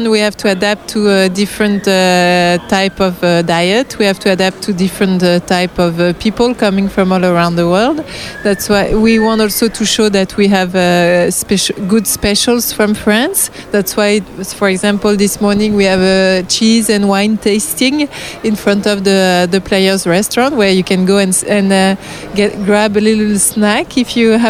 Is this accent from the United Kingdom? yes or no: yes; London, United Kingdom; Are you, are you English? Yeah, well, yes, we are from London.